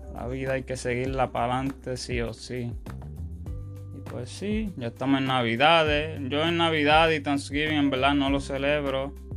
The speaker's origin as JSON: {"language": "Spanish", "country": "United States", "said": "Aquí en mi país, en Estados Unidos"}